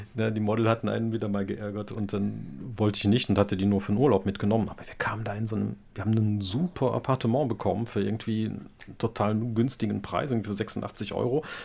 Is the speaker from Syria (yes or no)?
no; Wallonia, Belgium; als Belgier sind wir ein kleines Land und haben da immer gute Chancen, vor allem als Deutschsprachige